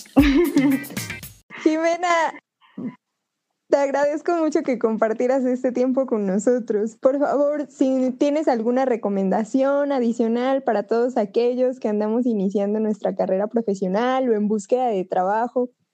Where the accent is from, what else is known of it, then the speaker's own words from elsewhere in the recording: Mexico; nosotros los mexicanos